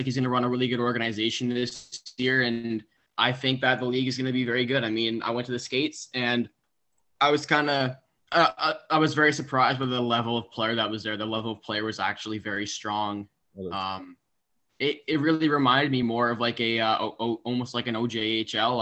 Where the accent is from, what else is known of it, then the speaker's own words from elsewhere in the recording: Canada; we're all Canadian